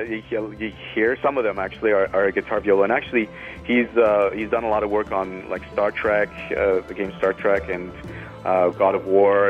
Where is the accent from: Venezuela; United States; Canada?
Venezuela; Andes Mountains of Venezuela, Venezuelan Andes; moved away; also born or lived in Trinidad and Tobago; I grew up in the Andes Mountains of Venezuela